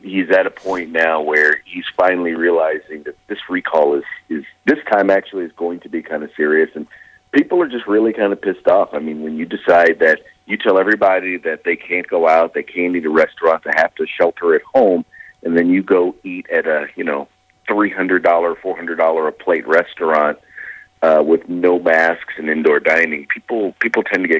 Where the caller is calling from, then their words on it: California, United States; I'm calling from the People's Republic of California.